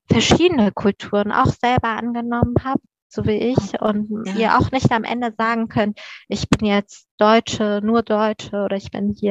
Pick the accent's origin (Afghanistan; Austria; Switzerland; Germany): Afghanistan; born there; das ist ein persischer Name, ich bin in Afghanistan geboren und ich äh, stehe auch voll und ganz zu dem, wer ich bin.